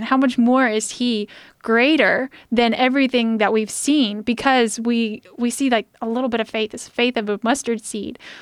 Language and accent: English; United States; As an American, I'm very comfortable with where I live